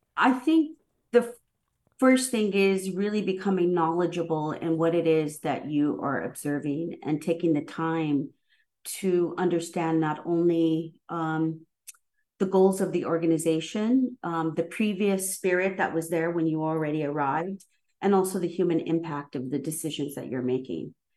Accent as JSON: {"language": "English", "region": "Southern California", "country": "United States", "tie": "born or raised there", "also_born_or_lived": "New York", "moved": "yes", "lives_now": "Seattle, United States", "said": "I come from SoCal and grew up in a Chicano neighborhood"}